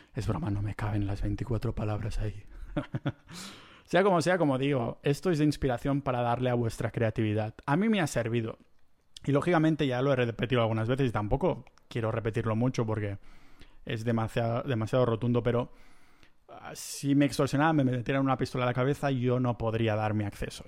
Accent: Catalonia, Spain; como buen catalán que soy

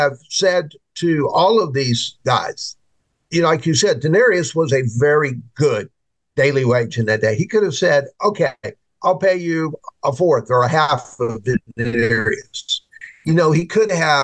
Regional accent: United States; we as Christians in America

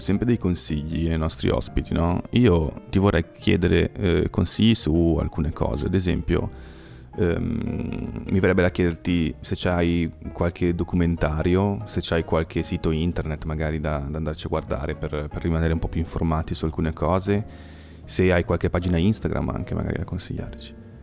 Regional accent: Genoa, Liguria, Italy; io sono genovese, ho un sacco di amici genovesi

